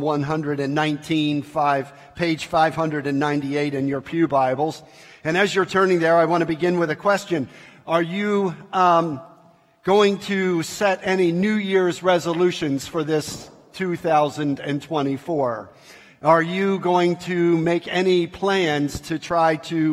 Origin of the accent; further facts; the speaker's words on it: Baltimore, Maryland, United States; I grew up in Baltimore, Maryland